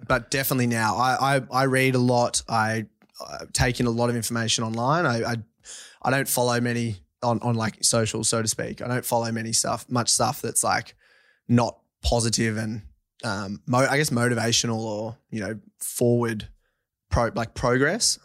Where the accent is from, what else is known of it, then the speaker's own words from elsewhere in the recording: Forbes, New South Wales, Australia; also born or lived in Orange, New South Wales; I grew up on a, um, farm west of Forbes, New South Wales, uh, sixty K out